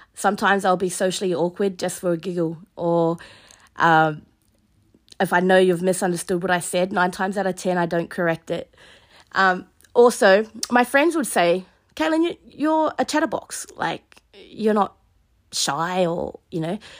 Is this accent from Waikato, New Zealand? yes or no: no; Mahia, Hawke's Bay, New Zealand; moved away as an adult; also born or lived in Hamilton, New Zealand / Sydney, Australia; now in Alice Springs, Australia; So I grew up in New Zealand on the East Coast in a small place called Mahia.